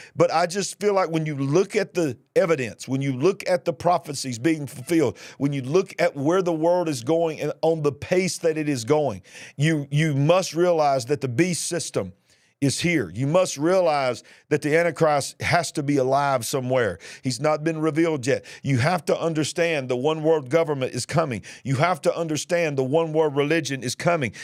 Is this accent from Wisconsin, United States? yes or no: no; Birmingham, Alabama, United States; my hometown, Birmingham, Alabama